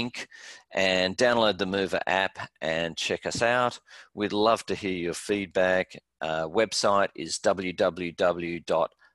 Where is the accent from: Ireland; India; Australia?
Australia; now in United States; my background being Australian